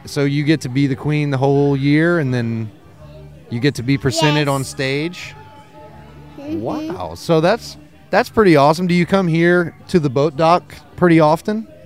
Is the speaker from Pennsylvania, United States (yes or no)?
no; Lafayette, Louisiana, United States; now in New Orleans, United States; I'm from Louisiana, born and raised Lafayette